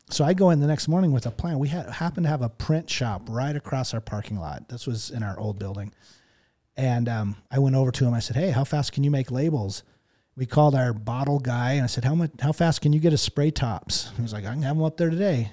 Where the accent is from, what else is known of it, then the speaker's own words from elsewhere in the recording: Texas, United States; moved away; growing up in Texas